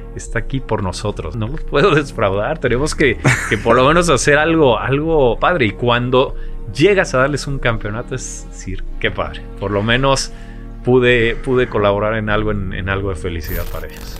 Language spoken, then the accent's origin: Spanish; Mexico City, Mexico; moved away as an adult; nazco en la Ciudad de México. Nací en la, en la Ciudad de México